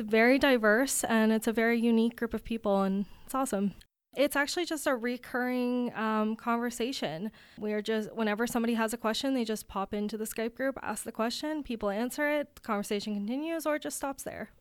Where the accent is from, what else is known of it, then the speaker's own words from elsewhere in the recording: Riverview, New Brunswick, Canada; now in Kitchener, Canada; I'm originally from Riverview, New Brunswick, but I'm currently living in Kitchener, Ontario